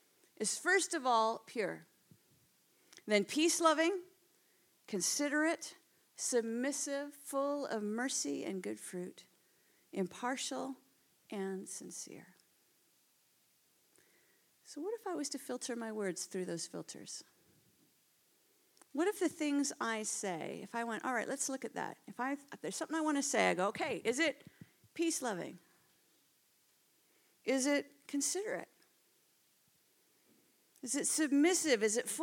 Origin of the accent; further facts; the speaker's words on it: Canada; moved away as an adult; now in United Kingdom; you could probably tell from my accent. Well, you're actually all the ones with the accents, by the way. I'm not from around here. I moved from Canada just about 5 years ago.